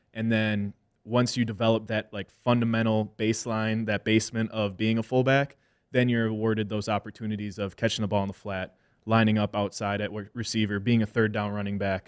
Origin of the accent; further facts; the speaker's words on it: Wisconsin, United States; I'm a mixed kid and I'm in an Irish, you know, Wisconsin family